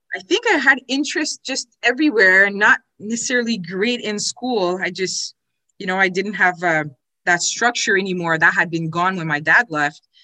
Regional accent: Ottawa, Ontario, Canada; also born or lived in Quebec City; I was born in Ottawa, although um, my uh, father was in the military, so we did move around a little bit.

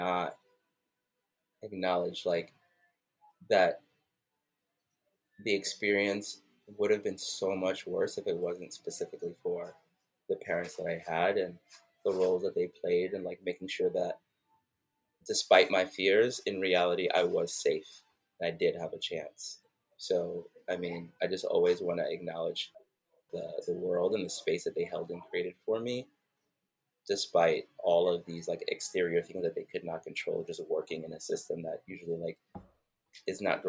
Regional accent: New York City, New York, United States; now in Atlanta, United States; growing up in Brooklyn, New York

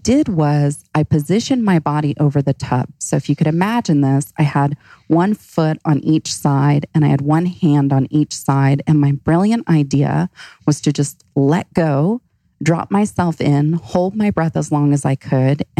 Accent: Florida, United States; also born or lived in Hawaii; now in Phoenix, United States; I grew up in Florida. I lived in Hawaii

